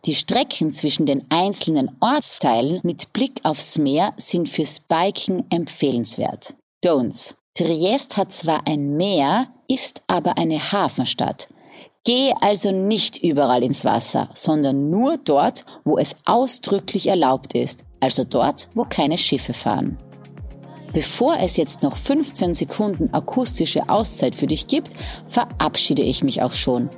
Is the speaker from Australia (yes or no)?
no; Austria; als Österreicherin